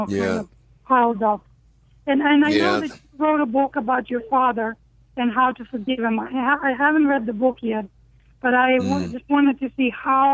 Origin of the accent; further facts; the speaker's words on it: Ukraine; I am from Ukraine.